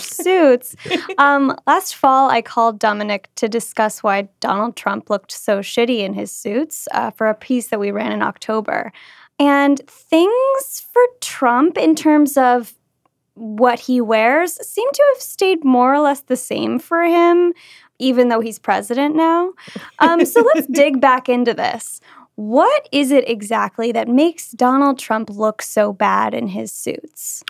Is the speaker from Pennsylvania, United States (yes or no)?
no; Kentucky, United States; Kentucky where I'm from